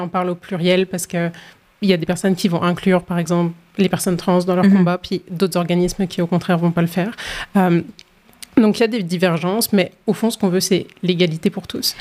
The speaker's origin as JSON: {"language": "French", "country": "France", "moved": "as an adult", "lives_now": "Halifax, Canada", "said": "je suis originaire de la France, puis je suis à Halifax depuis 2019"}